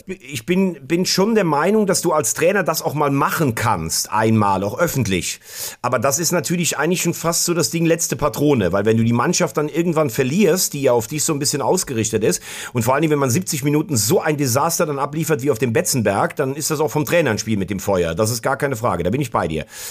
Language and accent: German; Mayen, Rhineland-Palatinate, Germany; beim TuS Mayen auch gespielt, also aus meiner Heimat